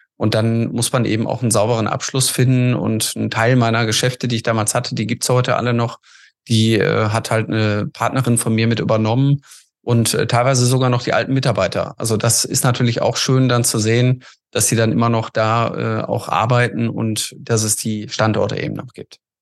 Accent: Essen, North Rhine-Westphalia, Germany; komme aus Essen und äh, bin da auch mein Leben lang aufgewachsen, groß geworden

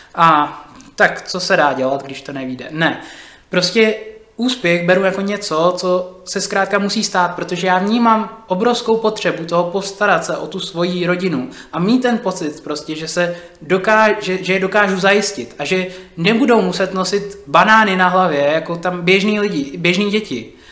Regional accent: Czechia; Já jsem napůl uh, Čech a napůl uh, jsem z Nigérie

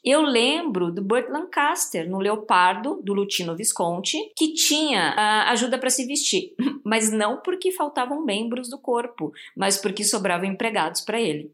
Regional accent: Santo André, São Paulo, Brazil; Eu sou de Santo André, do ABC

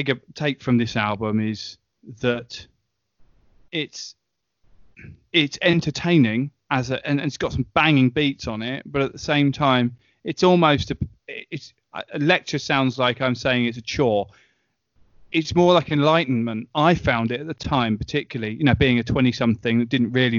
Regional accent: Eastbourne, South East England, United Kingdom; accent: Southern English; moved away as an adult; also born or lived in London; I'm from Eastbourne

